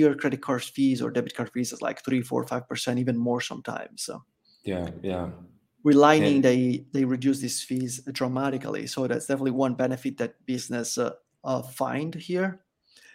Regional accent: Italy; also born or lived in Florida, United States; now in El Salvador; I'm from Italy

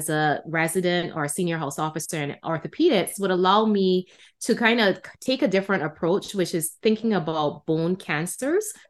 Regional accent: Barbados; moved away; I was trained in Barbados, which is my home country.

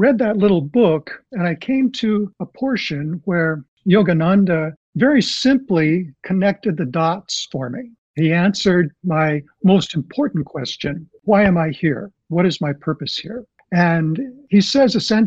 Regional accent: Southern California, United States; I grew up in Southern California, and I was always close to the ocean.

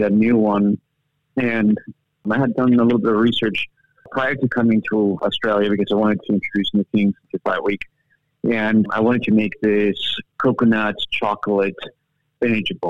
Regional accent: Bolivia; moved away; I was originally born and raised in South America in this small country called Bolivia, which is the heart of South America.

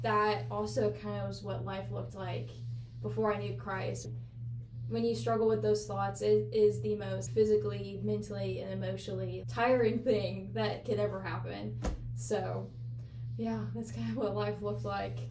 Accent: Illinois, United States; I'm from Illinois

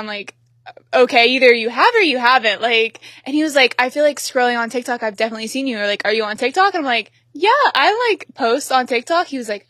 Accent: Oklahoma, United States; because I'm also from Oklahoma.

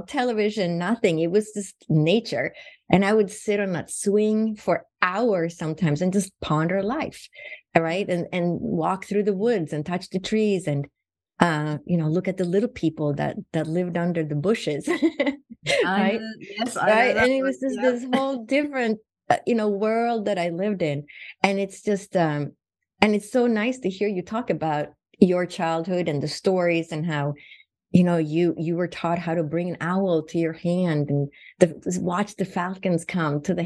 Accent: Sweden; now in Phoenix, United States; I was born and raised in Sweden

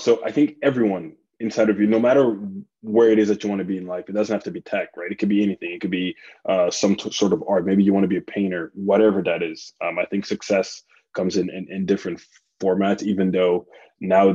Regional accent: South Africa; also born or lived in Republic of the Congo; now in United States; I grew up born in Congo, grew up in South Africa.

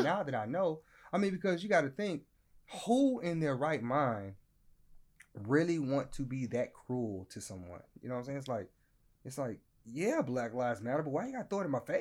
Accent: Louisiana, United States; I'm from Louisiana

